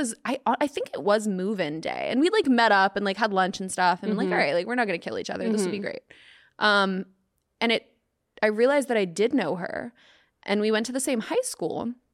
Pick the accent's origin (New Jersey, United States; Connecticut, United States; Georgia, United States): Georgia, United States; Atlanta; moved away; This was back in Atlanta, which I'm from Atlanta.